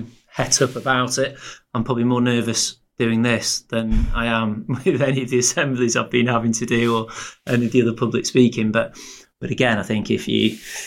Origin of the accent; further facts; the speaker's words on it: Blackpool, North West England, United Kingdom; I was lucky growing up in Blackpool